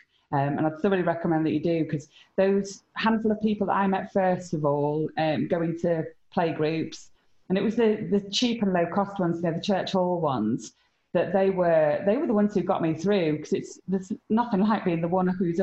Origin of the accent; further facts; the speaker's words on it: Harrogate, Yorkshire and the Humber, United Kingdom; moved away as an adult; born and brought up in Harrogate